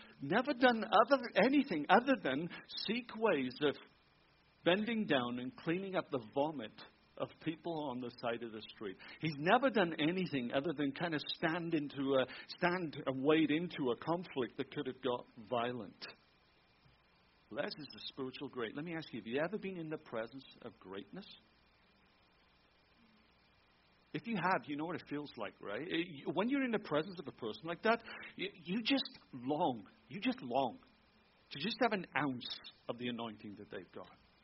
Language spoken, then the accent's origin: English; Wales, United Kingdom; moved away as an adult; also born or lived in Tampa, Florida, United States / Germany; now in Michigan, United States; I'm a Welshman in Wales.